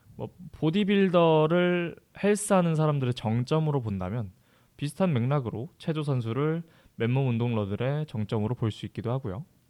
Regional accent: Jeju, South Korea; moved away as an adult; 제 본가가 제주도라 가지고

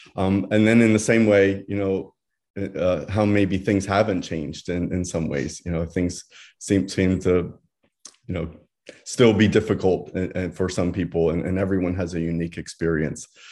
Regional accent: Bucks County, Pennsylvania, United States; moved away as an adult; now in Santa Barbara, United States; I grew up, I was raised, all of my family still lives in Pennsylvania. um, kind of rural area outside of Philadelphia, Bucks County area

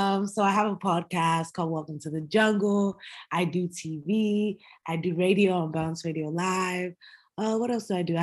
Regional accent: United States; moved away as an adult; also born or lived in Minnesota; now in Nigeria; I was born in America, and then I got shipped back to Nigeria when I was like, I think, how old was I? Maybe like 7 or 8 for like 4 years. Then I got shipped back to America

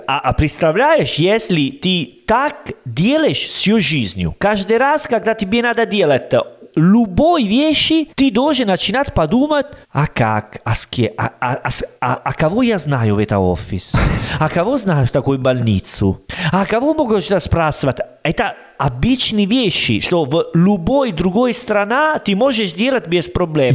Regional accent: Italy; Russian is a second language; moved away; Я из Италии

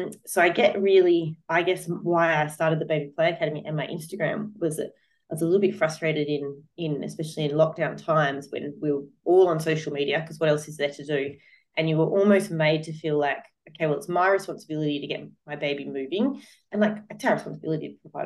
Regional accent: Australia; I'm from Australia, so I speak in an Australian context

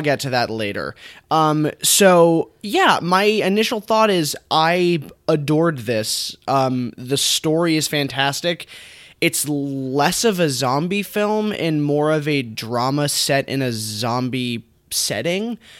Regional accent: United States; an English-speaking American man

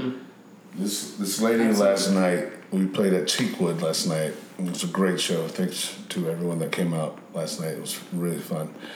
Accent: Memphis, Tennessee, United States; also born or lived in Augusta, Georgia / Atlanta, Georgia; I lived in Atlanta until I was about five, and then I was raised in Memphis

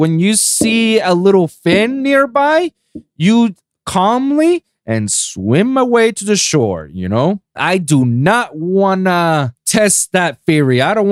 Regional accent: Puerto Rico; I'm from the island of Puerto Rico

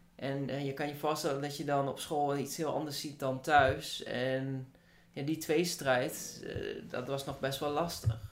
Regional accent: Hengelo, Overijssel, Netherlands; Ik kom uit Hengelo

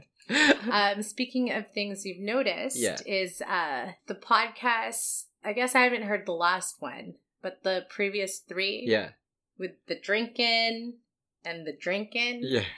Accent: Philippines; I am from the Philippines and I am a goddess.

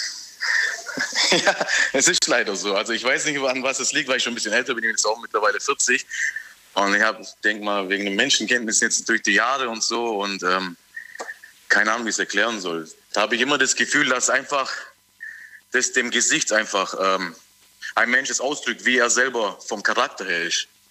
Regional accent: Tübingen, Baden-Württemberg, Germany; bin aus Tübingen

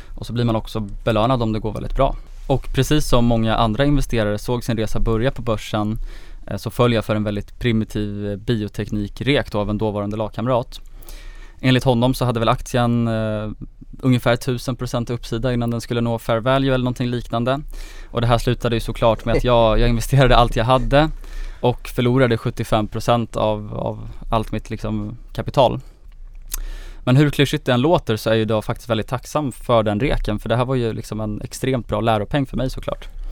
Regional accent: Gotland, Sweden; jag är 26 år, jag kommer från Gotland

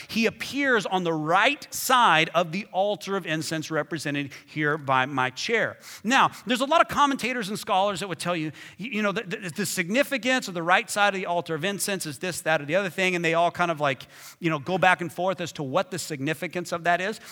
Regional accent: Hobbs, New Mexico, United States; I was seven or eight years old in my hometown, Hobbs, New Mexico.

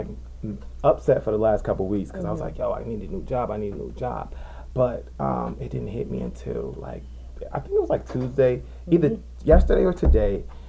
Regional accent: Jersey City, New Jersey, United States; I'm from Jersey City, New Jersey. Born and raised on the hill.

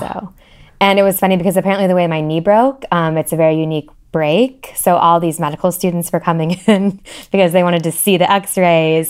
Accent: Columbus, Ohio, United States; moved away as an adult; also born or lived in Oxford, Ohio; now in Cincinnati, United States; I'm from Columbus originally, so not far. Um, I grew up there

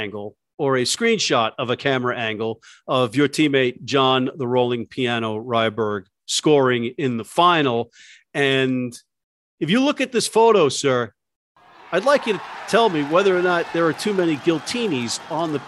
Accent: New York, United States; I'm on the East Coast and I'm a New Yorker

